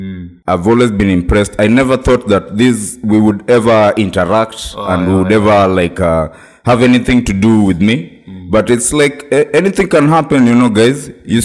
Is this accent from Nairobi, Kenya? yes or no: no; Turkana County, Kenya; I remember back in the day when I was younger, it was like there was this feeling of shame of coming from Turkana.